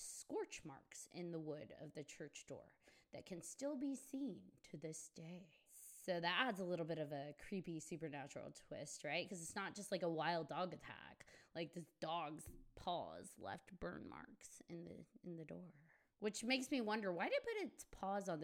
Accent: Colorado, United States; moved away; I come from Colorado

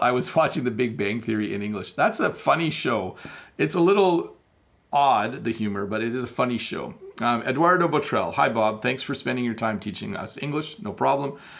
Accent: Canada; I am Canadian

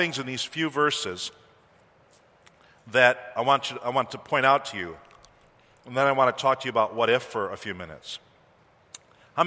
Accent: East Coast, United States; moved away as an adult; I'm from the East Coast

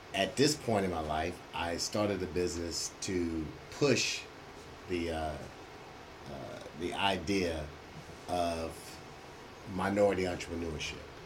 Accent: Houston, Texas, United States; I grew up in Third Ward. I'm a Third Ward born and raised brother

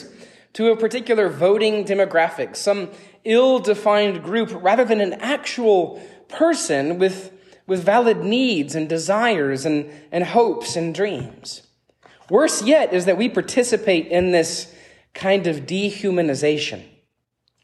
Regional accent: Atlanta, Georgia, United States; moved away as an adult; also born or lived in Pittsburgh, Pennsylvania / Tennessee; I grew up in Gwinnett County in the 1990s

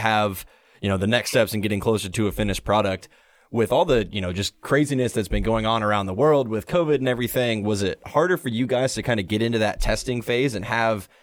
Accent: Kansas City, Missouri, United States; I'm from Kansas City

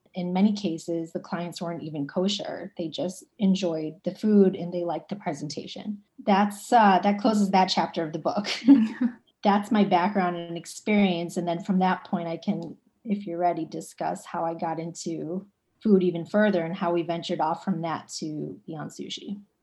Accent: Cleveland, Ohio, United States; moved away as an adult; now in New York City, United States; I'm originally from Cleveland, Ohio.

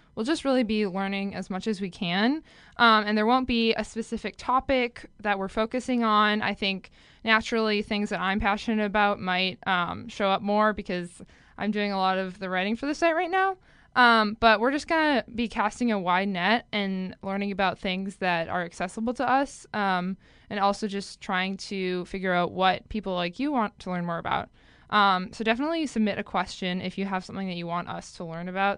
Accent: Minnesota, United States; I'm from Minnesota

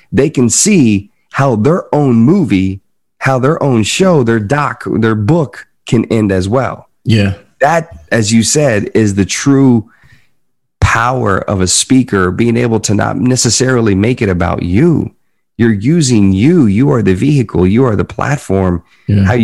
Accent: the South, United States; accent: Southern; And it's interesting because I was born and raised in the South, man. And when you look at old clips of me at 19, 20, 21 years old, I had, I, I talked like this. I had like a little bit of a southern

